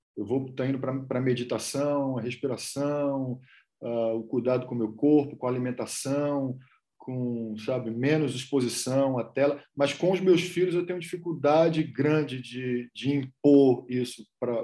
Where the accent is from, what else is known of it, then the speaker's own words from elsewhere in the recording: Rodelas, Bahia, Brazil; moved away as an adult; also born or lived in Salvador / Colombia / Los Angeles; a cidade onde meus pais nasceram, onde eu passei uma parte grande da minha vida, chama Rodelas